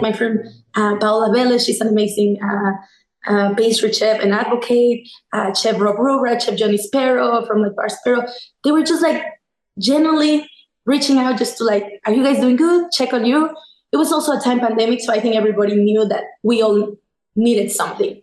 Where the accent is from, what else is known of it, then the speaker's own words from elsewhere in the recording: Mexico; moved away as an adult; also born or lived in New York, United States / Mexico City; now in Washington, D.C., United States; I'm originally from Mexico, born and raised